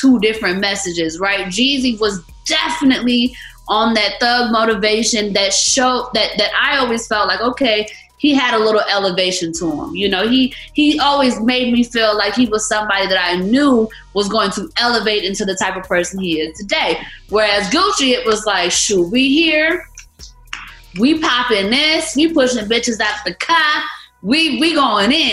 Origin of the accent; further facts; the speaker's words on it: Atlanta, Georgia, United States; I am born and raised in Atlanta